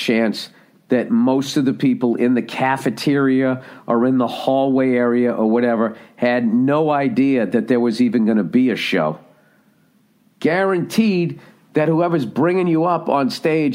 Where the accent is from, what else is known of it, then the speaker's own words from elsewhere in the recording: United States; I'm from the United States of America